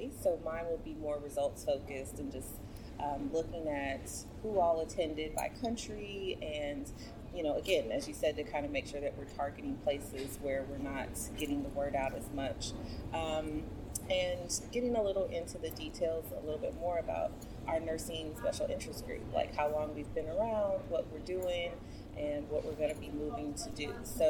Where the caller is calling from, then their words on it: Houston, Texas, United States; I'm coming from Houston, Texas in the U.S.